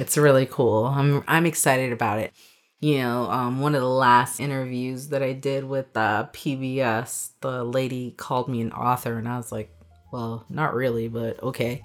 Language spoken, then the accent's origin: English; New York City, New York, United States; though I'm an American and though I was born in Bronx, New York, you know, my parents are Jamaican.